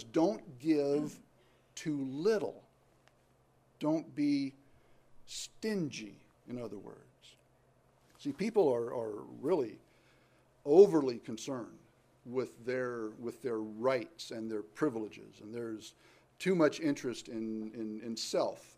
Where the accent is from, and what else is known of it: United States